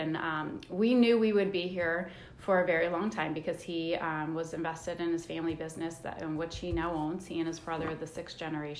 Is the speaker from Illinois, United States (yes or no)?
yes; Quincy, Illinois, United States; now in Decatur, United States; Okay, so I grew up on a small dairy farm outside of Quincy, Illinois, so between Quincy and Payson, so in western Illinois, about two and a half hours away.